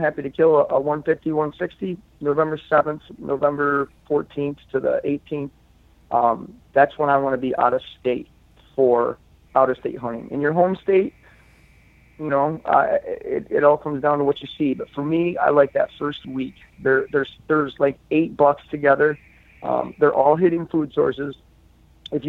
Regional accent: New York, United States; my home state

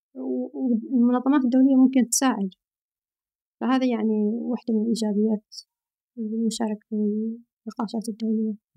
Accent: near Sohar, northern Oman, Oman; moved away as an adult; now in Riyadh, Saudi Arabia; أنا من الشمال، من شمال أمان

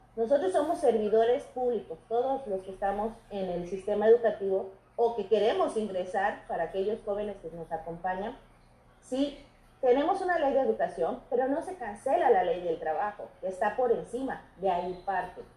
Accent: Mexico; nosotros somos mexicanos

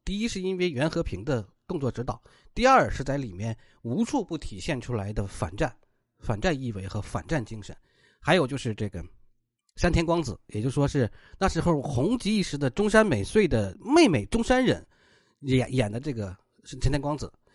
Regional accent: Inner Mongolia, China; 我老家内蒙古

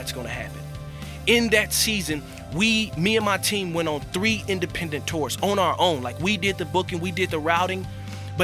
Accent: Florida, United States; moved away as an adult; also born or lived in Sarasota, Florida; my hometown in Florida

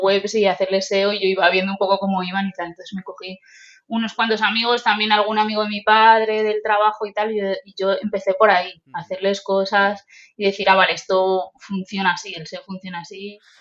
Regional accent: Toledo, Castilla-La Mancha, Spain; also born or lived in Japan; venir vengo de Toledo.

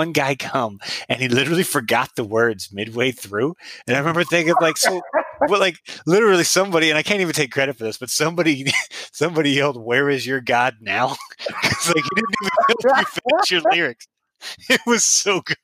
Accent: South Dakota, United States; I was from South Dakota

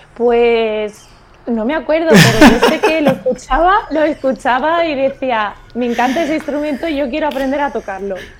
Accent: Córdoba, Andalusia, Spain; moved away as an adult; now in Algeciras, Spain; yo soy de Córdoba

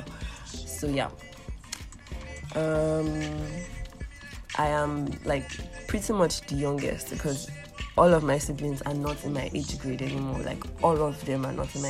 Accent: Ilorin, Kwara, Nigeria; I'm from Kwara State. I'm from Ilorin precisely

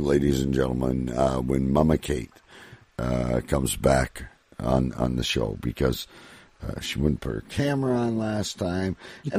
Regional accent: Canada; as a Canadian

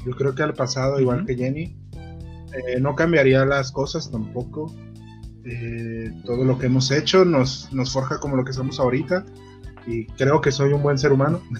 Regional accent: Mexico; acá en México

